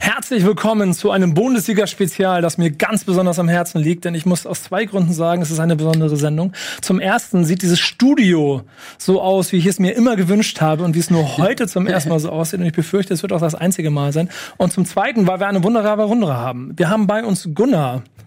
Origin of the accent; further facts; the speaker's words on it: Hamburg, Germany; ich bin in Hamburg geboren, im Umland groß geworden, Hamburg und Umland groß geworden